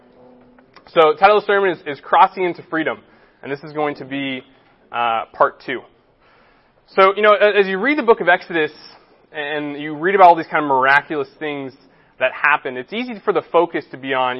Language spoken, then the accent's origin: English; Los Angeles, California, United States; also born or lived in San Diego; The West Side is home. I grew up on the West Side